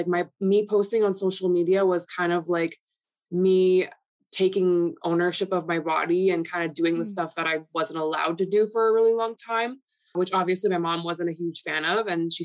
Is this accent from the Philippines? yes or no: no; Toronto, Ontario, Canada; first language Polish; English is a second language; So I was born and raised in Toronto, and my first language was Polish. So I didn't speak English till I was like in grade school